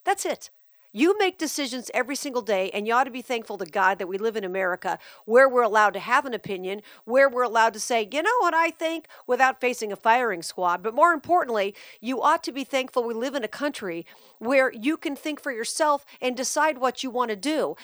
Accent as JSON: {"language": "English", "town": "Las Vegas", "region": "Nevada", "country": "United States", "tie": "born or raised there", "said": "my life growing up in Vegas"}